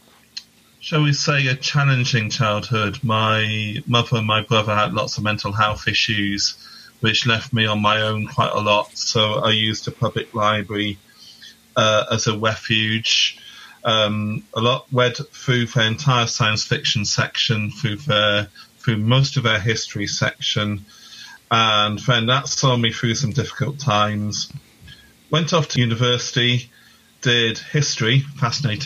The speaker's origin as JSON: {"language": "English", "town": "Newport", "region": "Wales", "country": "United Kingdom", "tie": "born or raised there", "said": "So I'm from Wales, which is a separate nation to England for your American listeners in the UK. And I grew up in a place called Newport"}